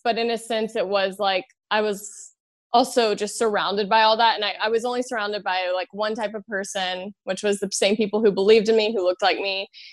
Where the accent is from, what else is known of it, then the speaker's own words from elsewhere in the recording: Louisiana, United States; I'm from Louisiana, I'm from the South